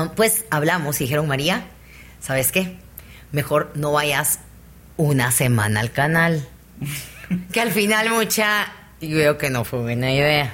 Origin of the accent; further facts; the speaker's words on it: Guatemala; También soy chapina